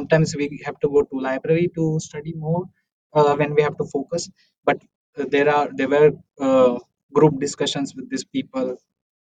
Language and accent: English; Amalner, Maharashtra, India; moved away as an adult; also born or lived in Pune, India; now in Munich, Germany; I'm coming from a small village called Amalner. It's in Maharashtra, Jalgaon is the district.